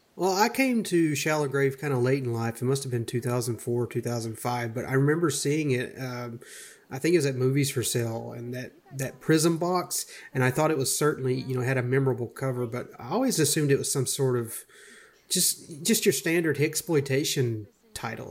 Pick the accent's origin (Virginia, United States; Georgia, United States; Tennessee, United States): Georgia, United States; I grew up around Georgia, and I currently reside there